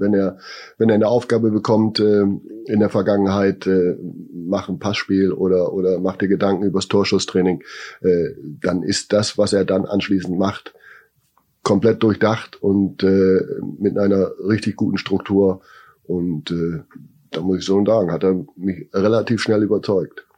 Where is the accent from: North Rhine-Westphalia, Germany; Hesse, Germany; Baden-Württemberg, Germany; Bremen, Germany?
Bremen, Germany; born or raised there